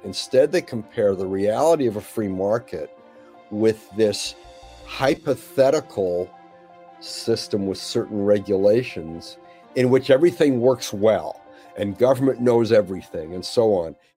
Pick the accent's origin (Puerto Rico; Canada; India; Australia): Canada; moved away; also born or lived in Monterey, California; I grew up in Canada.